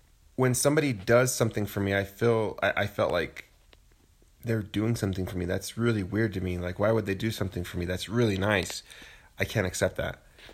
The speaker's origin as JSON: {"language": "English", "town": "Santa Fe", "region": "New Mexico", "country": "United States", "tie": "born or raised there", "said": "I grew up in Santa Fe."}